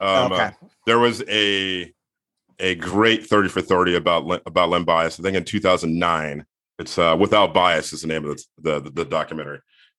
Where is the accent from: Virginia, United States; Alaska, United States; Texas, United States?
Virginia, United States; I'm from near where Len Bias is from. He's from PG County. I'm from Virginia, from the other end of the state.